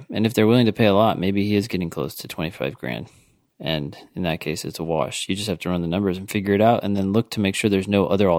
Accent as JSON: {"language": "English", "town": "Ithaca", "region": "New York", "country": "United States", "said": "I am from Ithaca, New York. My whole family lives here."}